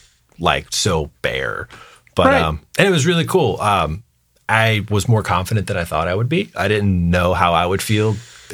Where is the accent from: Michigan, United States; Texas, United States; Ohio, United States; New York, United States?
Texas, United States; Fort Worth; also born or lived in moved around as a child; So moved around a lot as a kid, but mostly from Texas.